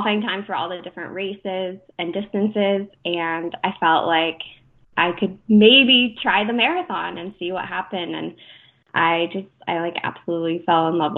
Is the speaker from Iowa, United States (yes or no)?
no; Deer Park, Washington, United States; I grew up in Deer Park, Washington, which is half an hour from north of Spokane, Washington